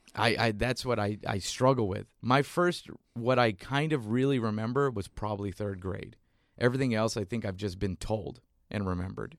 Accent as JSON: {"language": "English", "town": "McAllen", "region": "Texas", "country": "United States", "tie": "born or raised there", "moved": "yes", "said": "I was born in South Texas, McAllen, Texas"}